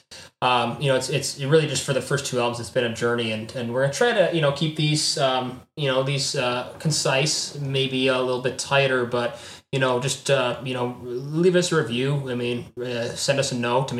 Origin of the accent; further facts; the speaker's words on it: Chicago, Illinois, United States; we're all from Chicago